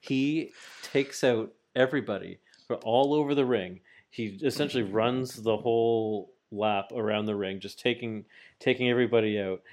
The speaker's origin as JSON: {"language": "English", "country": "Canada", "said": "I'm Canadian"}